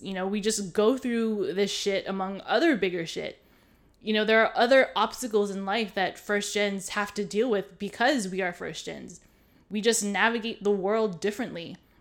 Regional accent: Hawaii, United States; now in continental US; I was born and raised in Hawaii

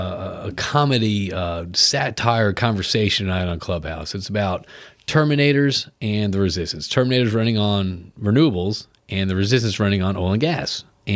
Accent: United States; I'm American

